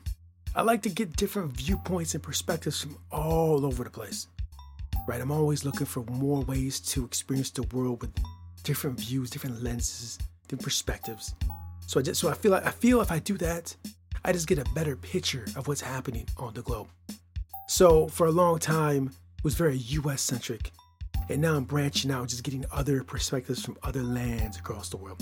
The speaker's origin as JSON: {"language": "English", "region": "Midwest of the United States", "country": "United States", "said": "I'm from the Midwest of the United States of America"}